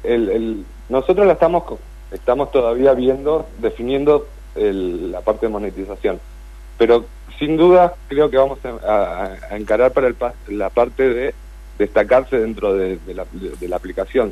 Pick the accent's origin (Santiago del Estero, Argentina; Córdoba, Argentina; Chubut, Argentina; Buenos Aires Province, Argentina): Chubut, Argentina; Comodoro Rivadavia; now in Puerto Madryn, Argentina; yo soy de Comodoro Rivadavia, pero vivo acá desde el 2011